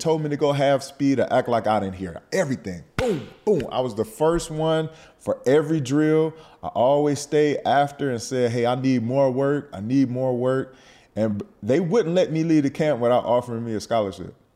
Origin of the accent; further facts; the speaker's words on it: Detroit, Michigan, United States; moved away as an adult; also born or lived in Pennsylvania; I, I grew up in Detroit